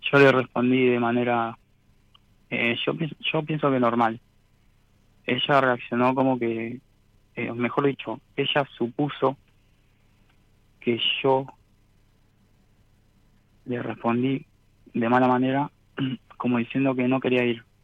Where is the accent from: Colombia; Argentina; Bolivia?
Argentina; Longchamps, Buenos Aires Province; Soy de Buenos Aires, de la localidad de Lonchamps.